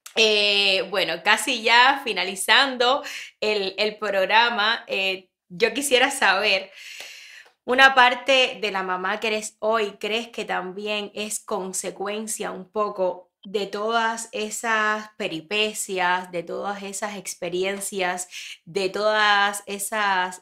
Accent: Ranchuelo, Villa Clara, Cuba; moved away; yo soy de Ranchuelo

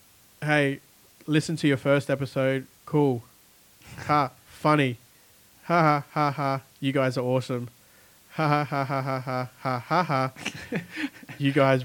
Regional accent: El Salvador; moved away; I was born in El Salvador. A lot of people don't know where El Salvador is. It's in Central America.

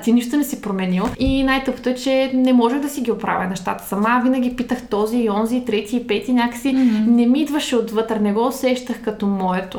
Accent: Dobrich, Dobrich Province, Bulgaria; moved away as an adult; now in Sofia, Bulgaria; Родом съм от Добрич, на вече 9 години живея в София.

